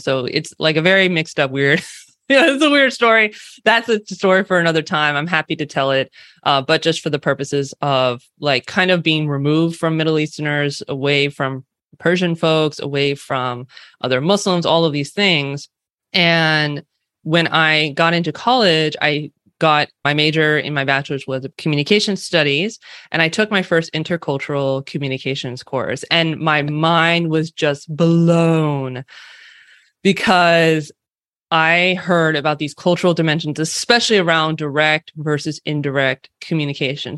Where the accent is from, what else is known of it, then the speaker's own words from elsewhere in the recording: California, United States; accent: California Western West Coast; also born or lived in San Francisco Bay Area; I am born and raised specifically in California. uh, which you might be able to tell from my California Western West Coast accent.